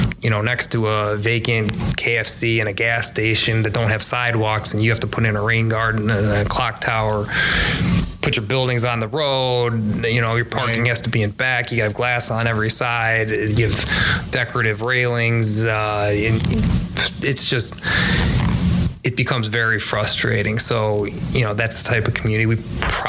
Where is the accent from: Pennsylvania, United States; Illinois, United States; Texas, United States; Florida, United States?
Illinois, United States; Chicago; also born or lived in DeKalb, Illinois